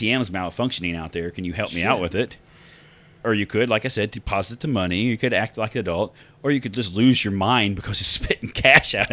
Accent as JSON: {"language": "English", "region": "Midwest", "country": "United States", "said": "we know we're from the Midwest."}